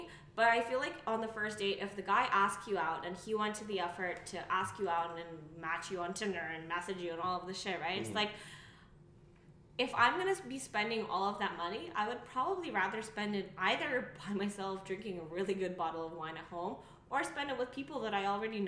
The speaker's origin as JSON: {"language": "English", "country": "Kazakhstan", "tie": "born or raised there", "moved": "yes", "said": "the way I was brought up in Kazakhstan"}